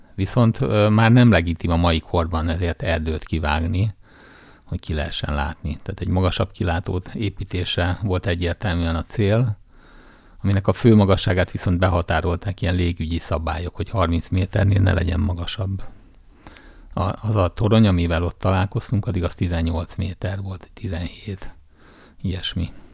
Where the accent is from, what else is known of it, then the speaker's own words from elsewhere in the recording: Jászberény, Jász-Nagykun-Szolnok, Hungary; Vidéken nőttem fel Jászberényben